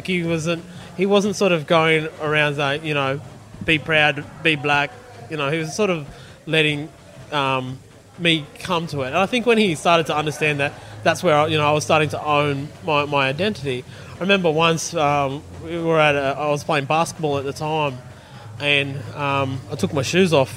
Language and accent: English; Blue Mountains, west of Sydney, New South Wales, Australia; I grew up in the Blue Mountains, west of Sydney